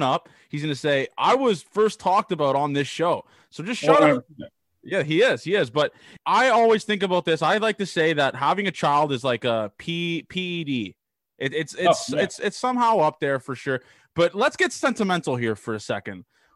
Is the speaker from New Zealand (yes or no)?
no; Canada